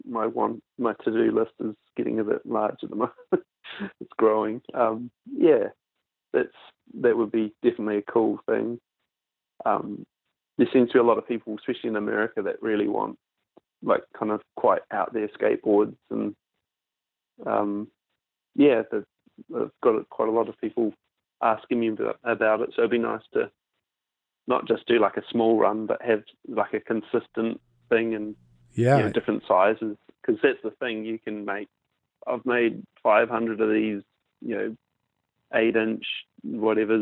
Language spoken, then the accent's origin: English; Nelson, New Zealand; moved away as an adult; also born or lived in Christchurch, New Zealand; now in Perth, Australia; I'm from Nelson, which is the top of the South.